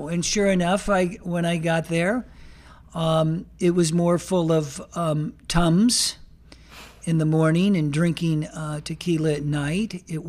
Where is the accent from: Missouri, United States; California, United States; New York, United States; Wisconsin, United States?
California, United States; fulfill the American dream that was put forth during my early childhood years as I grew up in Southern California.